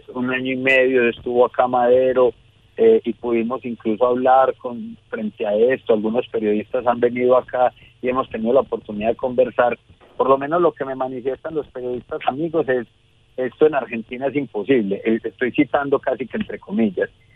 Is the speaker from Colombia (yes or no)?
yes; Medellín, Antioquia, Colombia